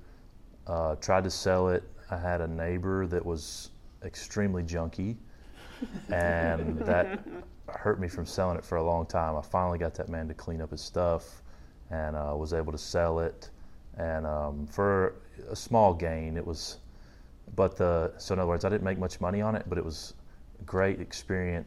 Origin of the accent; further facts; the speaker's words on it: Tullahoma, Tennessee, United States; moved away as an adult; also born or lived in North Carolina; now in Nashville, United States; now I'm in the Nashville, Tennessee area, but originally from a small town in Tennessee called Tullahoma